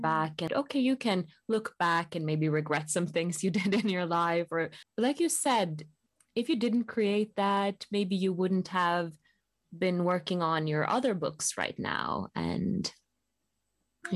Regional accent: Bergen, Vestland, Norway; also born or lived in Rome, Italy; my hometown, Bergen.

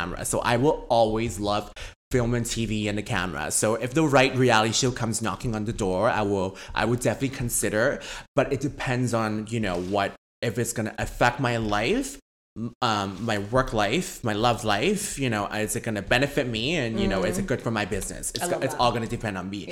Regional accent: Vancouver, British Columbia, Canada; also born or lived in San Francisco / Hong Kong; I'm from Vancouver. I grew up here my whole life. So I've been here since I was grade one. So I was born in San Francisco

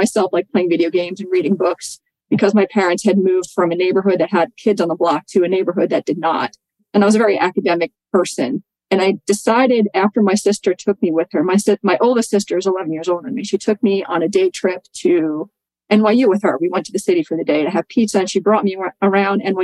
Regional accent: New York City, New York, United States; I grew up in Staten Island, New York, and I was very blue collar, working class family.

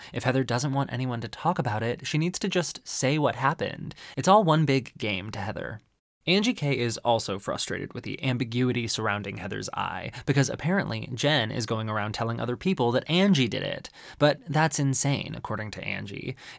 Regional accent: Arizona, United States; born or raised there

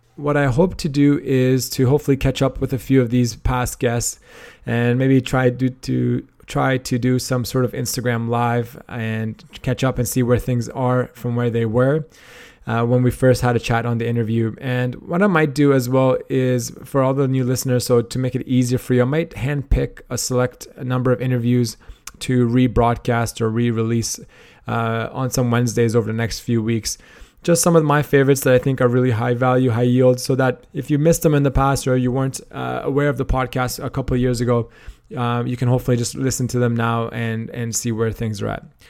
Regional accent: Canada; moved away as an adult; also born or lived in Australia / Toronto; I am Canadian originally

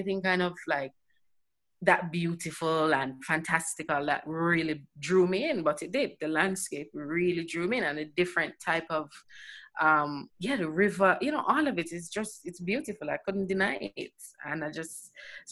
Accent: Jamaica; now in England; growing up in Jamaica

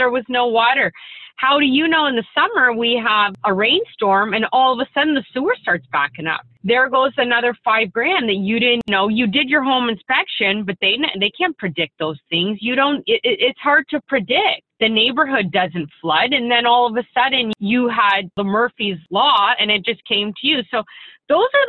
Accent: Windsor, Ontario, Canada; I'm from Windsor, Ontario

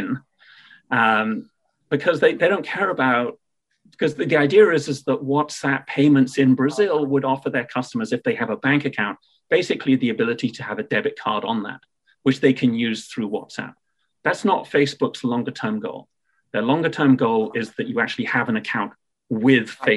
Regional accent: United Kingdom; accent: British; my British accent

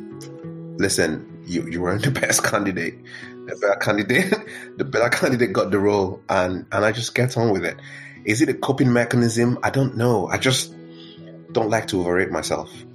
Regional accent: Nigeria; moved away as an adult; also born or lived in Benue State / Lagos; now in United Kingdom; I was just like a typical kid growing up growing up in Nigeria, um, but in my hometown, and then um, growing up, you know, into my teens in Lagos

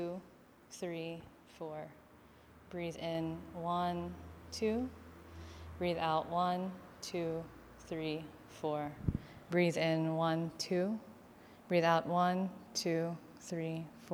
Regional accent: Philippines; I'm Filipino, and we use a tabo as opposed to a lota

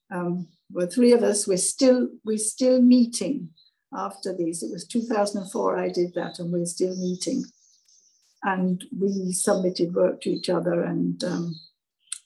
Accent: Hereford, West Midlands, United Kingdom; moved away as an adult; also born or lived in west coast of Scotland / High Wycombe; now in Jamaica; I was born in Hereford. I lived on the west coast of Scotland for a couple of years, and then I was in High Wycombe, which is a dormitory town for London, really.

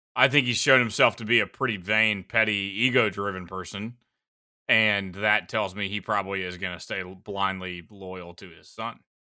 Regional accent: South Carolina, United States; I'm from South Carolina

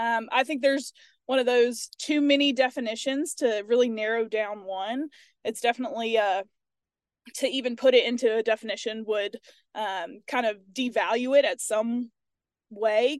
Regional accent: Starkville, Mississippi, United States; moved away as an adult; also born or lived in Louisiana; now in Tennessee, United States; I'm originally from Starkville, Mississippi.

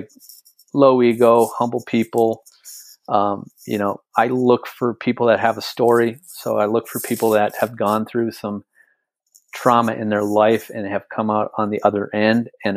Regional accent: North Dakota, United States; I'm a kid from North Dakota. I was born and raised in a 100-year-old farm

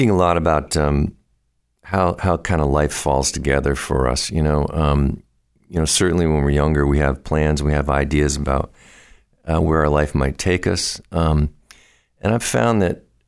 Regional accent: Vermont, United States; moved away as an adult; now in Boston, United States; I was born in Vermont and moved down here to the Boston music scene several years ago, 25 years ago or so

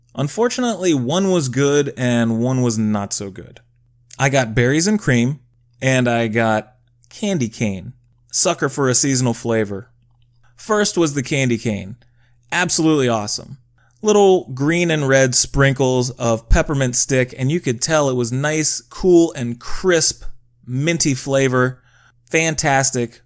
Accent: United States; as an American people

